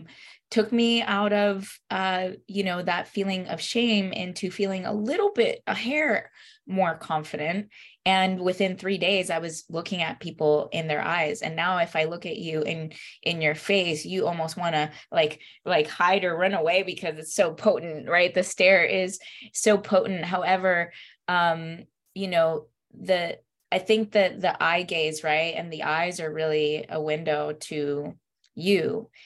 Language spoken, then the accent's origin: English; Stuart, Florida, United States; English is a second language; also born or lived in Puerto Rico; I was born in Puerto Rico, and I moved to the United States at the age of 7. I moved to Stuart, Florida first, and that was like a first cultural shock for me because I didn't speak the language